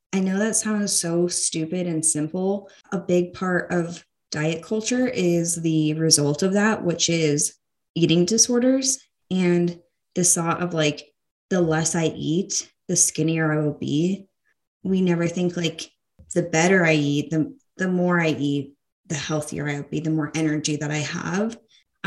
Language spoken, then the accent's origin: English; United States; being an American woman